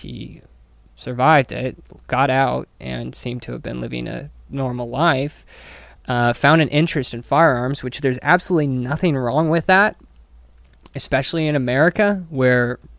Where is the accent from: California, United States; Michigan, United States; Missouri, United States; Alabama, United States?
Missouri, United States; growing up in Missouri